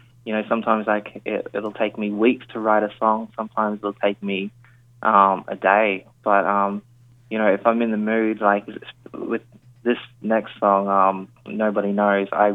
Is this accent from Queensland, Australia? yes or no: yes; Queensland, Australia; now in Sydney, Australia; I feel like I'm a Queenslander through and through. But yeah, at the moment, Sydney is home